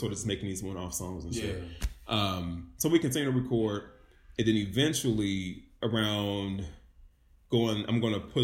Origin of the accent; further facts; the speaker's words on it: Illinois, United States; moved away as an adult; I went home to Illinois to see my family for Christmas